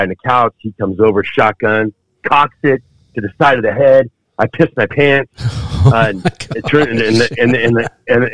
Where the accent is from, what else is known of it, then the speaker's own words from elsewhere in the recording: Fountain Valley, California, United States; also born or lived in Parma, Cleveland, Ohio; we had a house there in Orange County, California, and moved out to by Huntington Beach, called Fountain Valley. And I grew up there